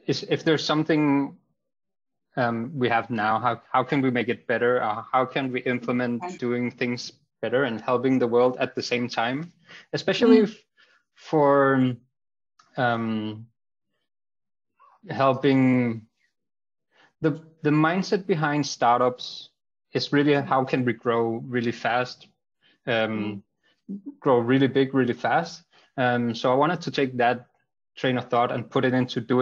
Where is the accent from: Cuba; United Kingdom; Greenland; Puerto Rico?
Greenland; I grew up in Greenland